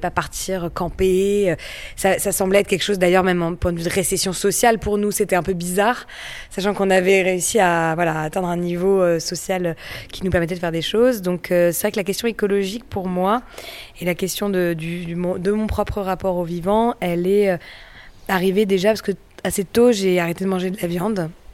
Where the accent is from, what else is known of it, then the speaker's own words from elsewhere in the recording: Paris, Île-de-France, France; j'ai grandi à Paris, dans l'Est parisien